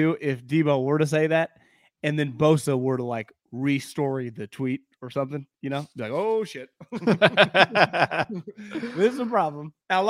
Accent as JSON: {"language": "English", "region": "Northern California", "country": "United States", "tie": "born or raised there", "said": "I'm born and raised in Northern California."}